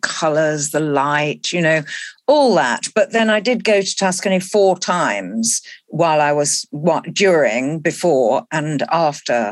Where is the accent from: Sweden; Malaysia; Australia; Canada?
Malaysia; moved away; I was born in Malaysia and lived there as a child.